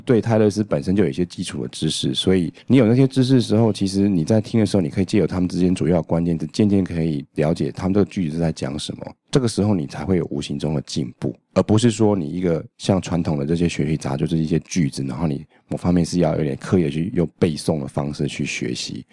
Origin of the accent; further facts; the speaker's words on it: Taiwan; 我们是台湾人嘛